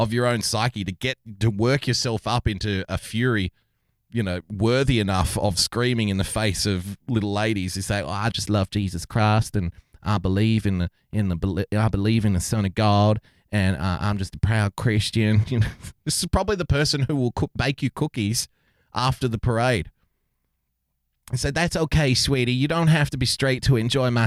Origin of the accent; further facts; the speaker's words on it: Australia; here in Australia